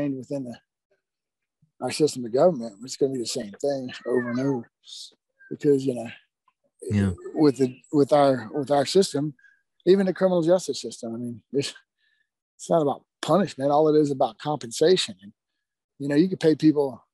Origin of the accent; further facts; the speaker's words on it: Baton Rouge, Louisiana, United States; moved away as an adult; also born or lived in Lafayette, Louisiana; now in Montana, United States; I grew up in Baton Rouge